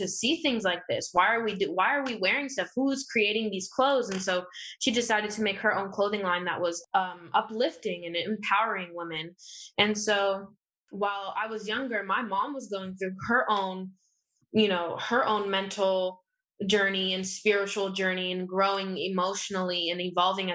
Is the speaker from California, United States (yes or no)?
yes; Los Angeles, California, United States; also born or lived in Inglewood / Santa Monica; I was born here in LA.